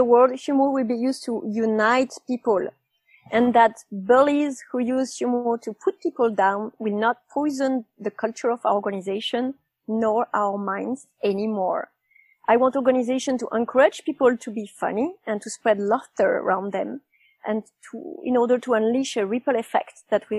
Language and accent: English; Nice, Provence-Alpes-Côte d'Azur, France; English is a second language; also born or lived in London; Yeah, I just moved back to Nice, which is my hometown. And I calculated that I moved in the last 20 years, I moved 20 times. I cheated a bit because I moved something like 10 times in London in 4 years.